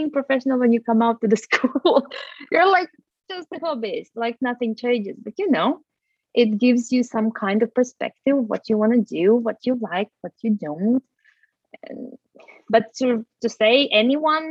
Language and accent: English; Latvia; moved away as an adult; now in Norway; I have been on and off living outside of Latvia. Latvia is my home country. So I have lived in Norway